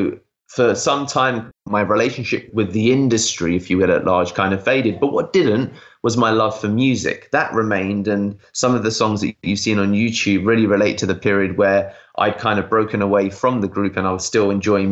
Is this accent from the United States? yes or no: no; United Kingdom; I'm British Indian